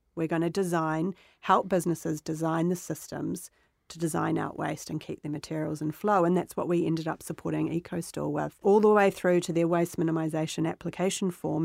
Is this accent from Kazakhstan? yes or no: no; Otahuhu, Auckland, New Zealand; I grew up in New Zealand